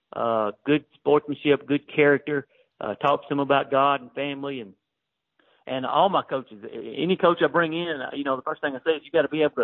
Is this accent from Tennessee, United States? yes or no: yes; Waynesboro, Tennessee, United States; now in Mount Pleasant, United States; where I grew up in Waynesboro, Tennessee